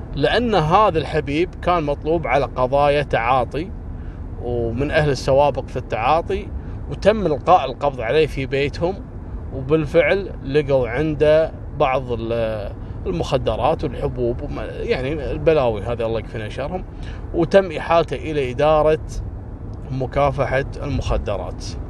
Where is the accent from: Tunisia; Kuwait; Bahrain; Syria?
Kuwait; عندنا في الكويت